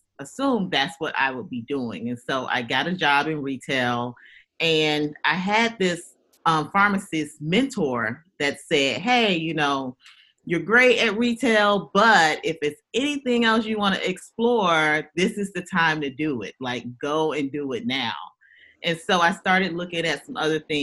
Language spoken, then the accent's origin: English; Augusta, Georgia, United States; also born or lived in Louisiana; I am a Southern girl, born and raised in Georgia. Actually Augusta, Georgia